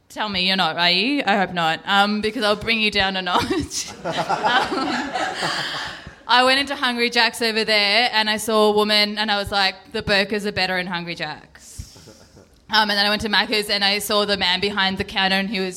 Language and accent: English; India; Hi, I'm I'm Indian, um